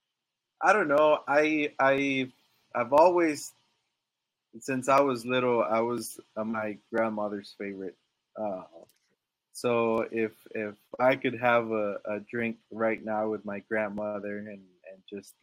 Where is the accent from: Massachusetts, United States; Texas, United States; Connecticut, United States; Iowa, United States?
Texas, United States; Dallas; also born or lived in Monterrey, Mexico / Laredo / San Antonio; Well, I was born in Monterrey, Mexico. So I guess you could say from there, we moved to Dallas.